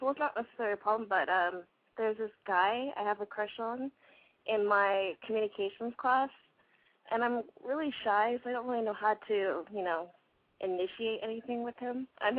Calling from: Northridge, California, United States

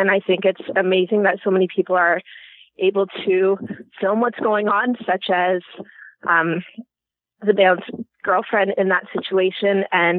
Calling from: Canada; First of all, I'm calling from Canada

